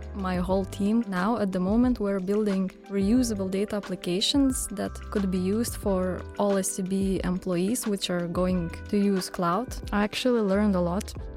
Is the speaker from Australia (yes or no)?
no; Vilnius, Vilnius County, Lithuania; I'm from Lithuania, Vilnius.